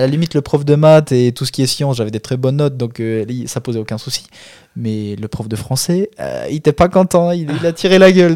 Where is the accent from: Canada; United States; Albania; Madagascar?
Albania; French is a second language; now in France; chez nous en Albanie